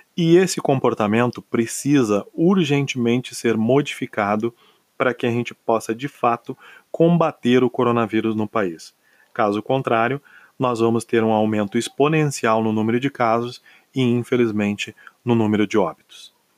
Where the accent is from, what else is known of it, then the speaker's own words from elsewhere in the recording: Brazil; nós somos uma nação de 27 estados